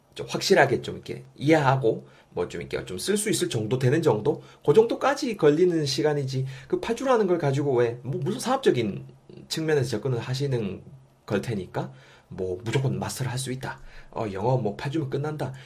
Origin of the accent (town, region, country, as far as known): South Korea; accent: strong dialect (saturi)